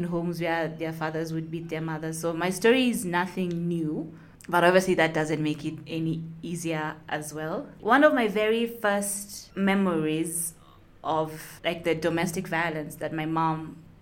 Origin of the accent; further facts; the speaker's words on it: Nairobi, Kenya; I'm from Nairobi, Kenya